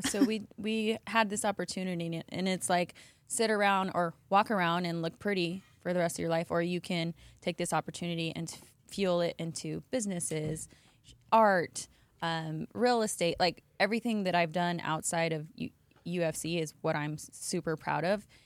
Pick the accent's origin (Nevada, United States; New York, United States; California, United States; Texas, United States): Nevada, United States; Las Vegas; moved away; born and raised in Vegas